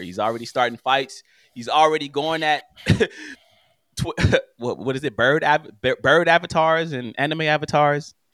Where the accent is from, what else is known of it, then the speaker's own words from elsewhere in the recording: Los Angeles, California, United States; I'm from West L A, born and raised